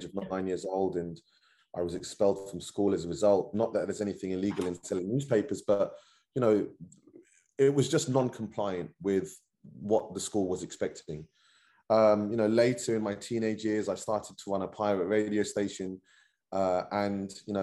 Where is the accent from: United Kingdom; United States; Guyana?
United Kingdom; London; I was born and raised in Northwest London